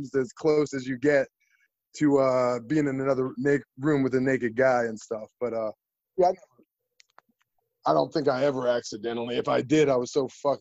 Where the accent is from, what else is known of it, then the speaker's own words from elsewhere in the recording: East Brunswick, New Jersey, United States; moved away; Jersey boys, East Brunswick proud